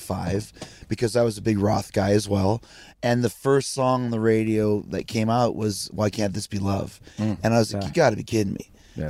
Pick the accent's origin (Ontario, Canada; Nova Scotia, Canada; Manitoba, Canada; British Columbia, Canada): Manitoba, Canada; Winnipeg; growing up in Winnipeg